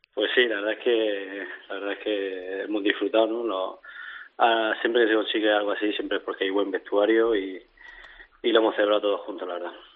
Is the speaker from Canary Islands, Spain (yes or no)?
no; Region of Murcia, Spain; yo soy de aquí de Murcia